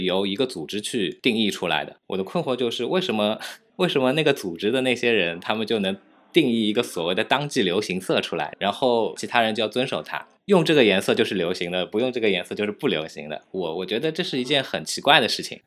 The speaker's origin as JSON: {"language": "Chinese", "country": "China", "said": "我们中国人"}